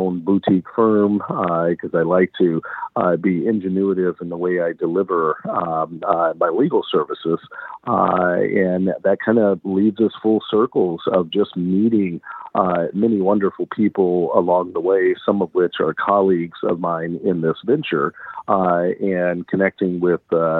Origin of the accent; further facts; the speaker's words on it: Galveston, Texas, United States; accent: Southern; moved away as an adult; also born or lived in Minnesota; you may hear some Southern accent or some Southern drawl in my dialect. That's because I come from Galveston Island